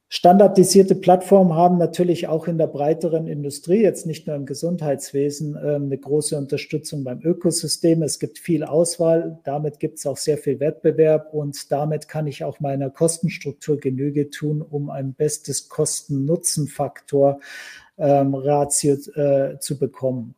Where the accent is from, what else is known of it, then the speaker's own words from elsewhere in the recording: Germany; Bei uns in Deutschland